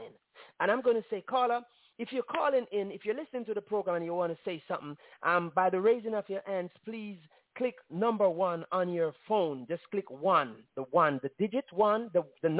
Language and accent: English; Jamaica; As Jamaican